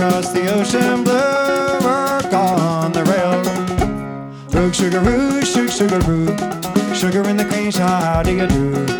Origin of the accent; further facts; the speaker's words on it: Northeast, United States; now in London, United Kingdom; And we both live in London. We're both from the Northeast.